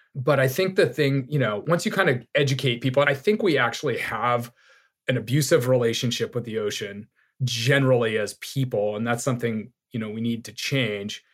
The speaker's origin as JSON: {"language": "English", "town": "Laguna Beach", "region": "California", "country": "United States", "tie": "born or raised there", "also_born_or_lived": "Long Island, New York / Saipan", "said": "I grew up in Laguna Beach, small beach town in Southern California"}